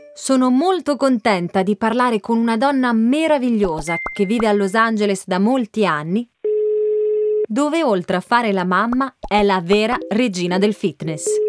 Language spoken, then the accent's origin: Italian; Sicily, Italy; Sono siciliana